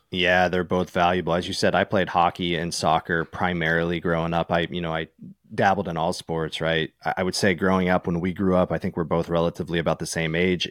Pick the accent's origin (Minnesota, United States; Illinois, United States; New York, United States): New York, United States; East Coast; moved away as an adult; also born or lived in California; growing up on the East Coast